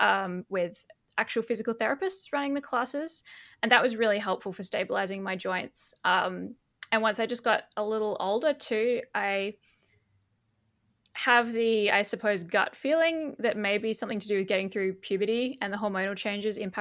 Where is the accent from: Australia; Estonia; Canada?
Australia; Perth, Western Australia; moved away as an adult; now in Belgium; I was born in Perth in 1994.